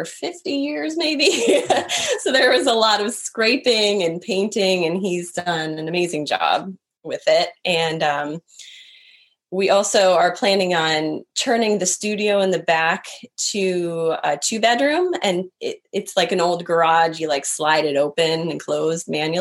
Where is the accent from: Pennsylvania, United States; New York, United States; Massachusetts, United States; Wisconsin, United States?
Wisconsin, United States; moved away; I was born and raised in Wisconsin.